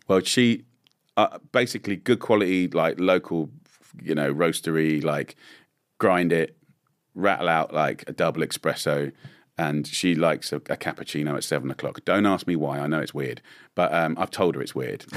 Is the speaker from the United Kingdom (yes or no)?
yes; England, United Kingdom; as an English boy